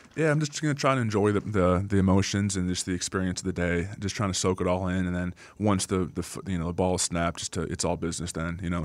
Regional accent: United States; moved away; also born or lived in Green Bay, Wisconsin; my hometown's about three hours south of Green Bay

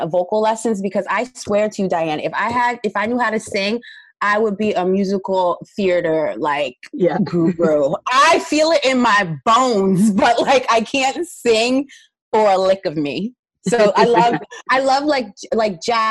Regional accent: Paterson, New Jersey, United States; I'm from New Jersey, and I grew up in an inner city of Patterson

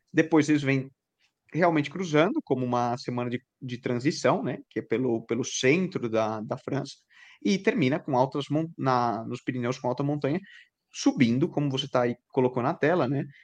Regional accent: Brazil; nós, como brasileiro

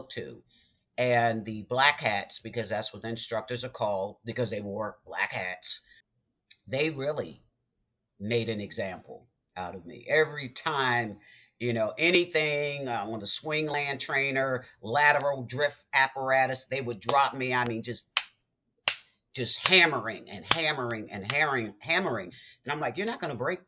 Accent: Baltimore, Maryland, United States; I'm from Baltimore

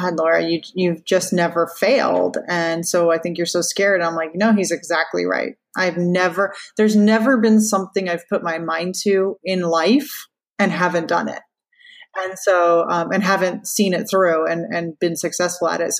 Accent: Orlando, Florida, United States; also born or lived in Louisiana; I was born in Orlando

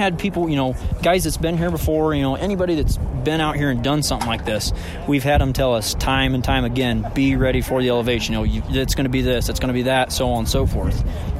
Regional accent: Bluffton, Ohio, United States; Bluffton, Ohio.

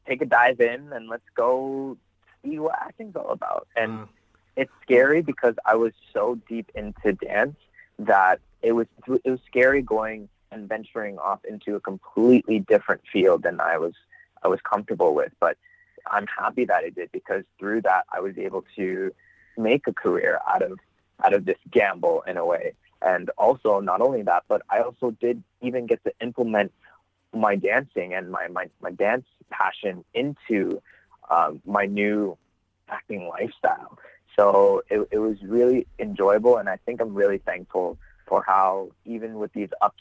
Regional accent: Toronto, Ontario, Canada; I am originally from Toronto, Ontario, born and raised.

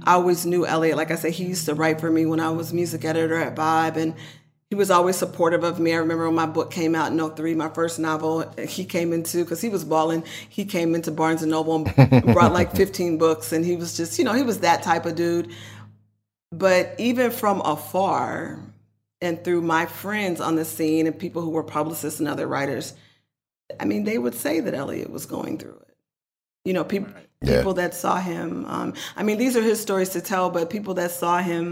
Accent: Oakland, California, United States; I'm not going to act like I'm not from East Oakland, because I am.

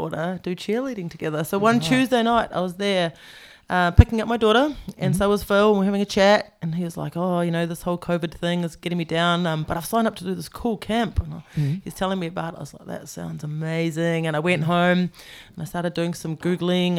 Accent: Wellington, New Zealand; I'm from Wellington

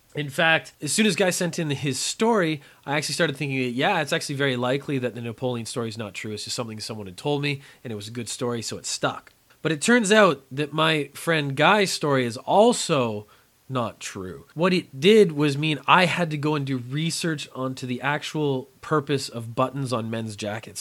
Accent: Canada; I come from Canada where we have extremely cold winters

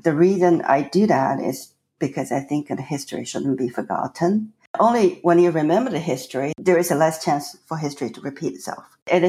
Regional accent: Shanghai, China; first language Chinese; English is a second language; moved away as an adult; So I was born in China, in Shanghai, and I was raised there, lived in a time, basically, China was closed off to the entire world.

